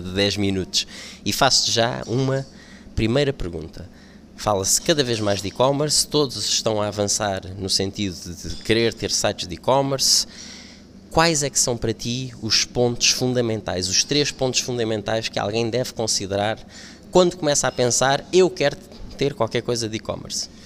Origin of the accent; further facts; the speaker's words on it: Lisbon, Portugal; eu sou de Lisboa